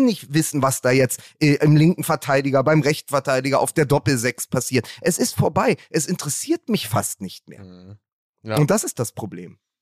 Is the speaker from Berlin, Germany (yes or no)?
yes; Berlin, Germany